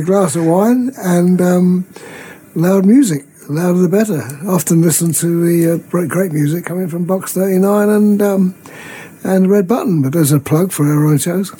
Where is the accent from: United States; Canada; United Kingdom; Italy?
United Kingdom; near Portsmouth, South East England; I was born near Portsmouth